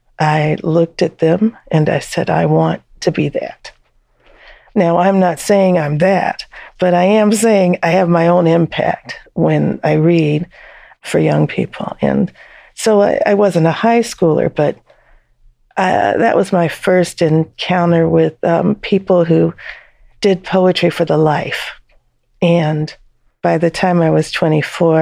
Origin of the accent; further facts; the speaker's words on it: Texas, United States; moved away; also born or lived in Detroit, Michigan / Georgia / North Carolina / Asheville, North Carolina; I, at that time, still saw myself as Texan, and I still